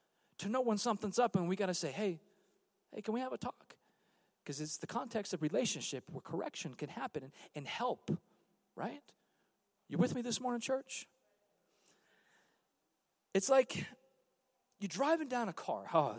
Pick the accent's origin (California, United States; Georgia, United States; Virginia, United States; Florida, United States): California, United States; I'm from California.